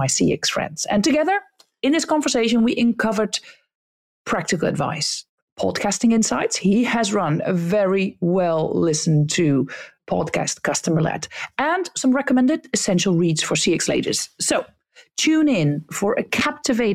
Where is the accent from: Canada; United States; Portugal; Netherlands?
Netherlands